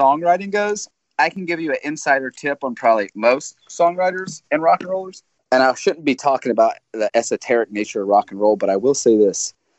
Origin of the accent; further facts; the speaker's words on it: the South, United States; because I'm from the South